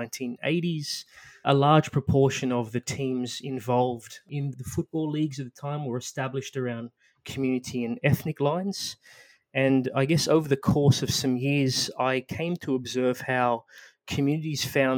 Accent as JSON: {"language": "English", "country": "Australia", "tie": "born or raised there", "said": "my background growing up in Australia. My parents are from the island of Mauritius"}